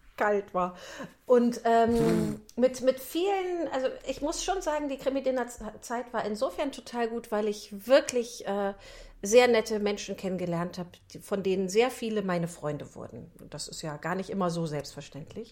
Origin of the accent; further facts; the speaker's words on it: Rheinbach, North Rhine-Westphalia, Germany; ich komme ja aus Rheinbach